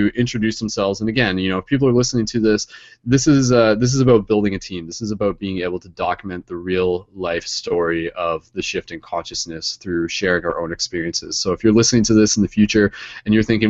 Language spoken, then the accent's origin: English; London, Ontario, Canada; I'm from London, Ontario, Canada.